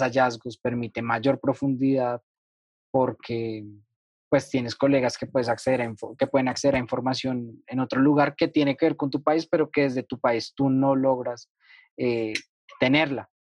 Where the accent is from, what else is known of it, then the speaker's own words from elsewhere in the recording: Colombia; yo como ciudadano colombiano